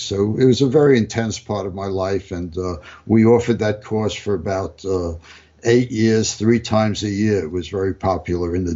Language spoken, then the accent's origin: English; New York City, New York, United States; moved away as an adult; now in California, United States; I grew up in New York